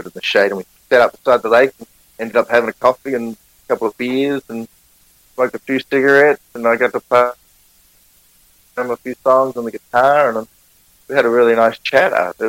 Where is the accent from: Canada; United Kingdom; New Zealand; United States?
New Zealand; accent: Kiwi; Sat down at the bar, having my Kiwi accent